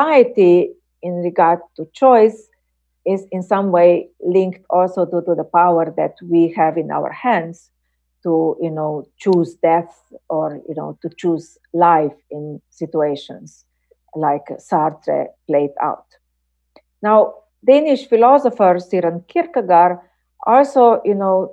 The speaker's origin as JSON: {"language": "English", "country": "Slovenia", "said": "my home country, Slovenia"}